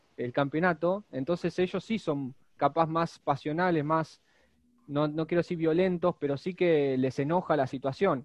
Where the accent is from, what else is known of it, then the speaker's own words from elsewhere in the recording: Argentina; somos dos chicos de Argentina